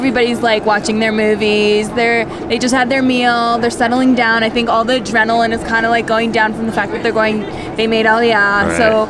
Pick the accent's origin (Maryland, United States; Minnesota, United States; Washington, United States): Maryland, United States; now in Israel; We're from Maryland.